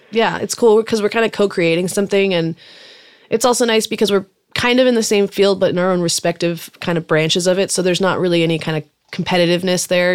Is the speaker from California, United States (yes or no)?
yes; Salinas, California, United States; first language German; English is a second language; I grew up in Salinas, California, which is a little farm town kind of by Monterey and Santa Cruz